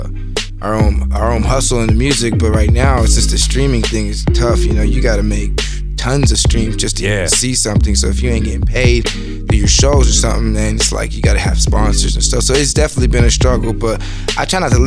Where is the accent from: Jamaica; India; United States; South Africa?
United States; Escondido, California; I was raised by Hispanics in Escondido